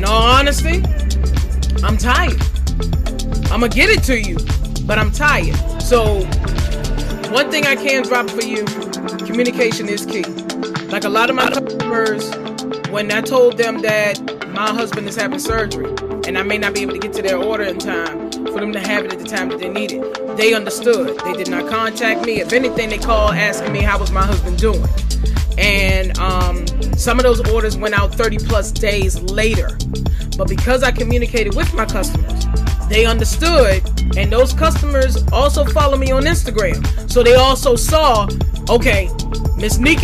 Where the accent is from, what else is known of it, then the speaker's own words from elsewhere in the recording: Farmville, Virginia, United States; Farmville, and that's because that's my hometown